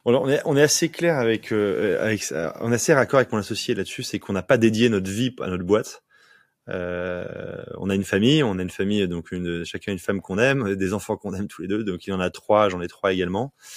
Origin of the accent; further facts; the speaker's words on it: Provence-Alpes-Côte d'Azur, France; also born or lived in Paris; now in Nantes, France; je suis provençal, je suis né en Provence